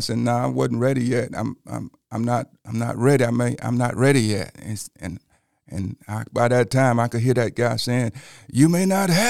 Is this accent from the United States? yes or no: yes; Calera, Alabama, United States; Well, I was born and raised in Shelby County, Calera.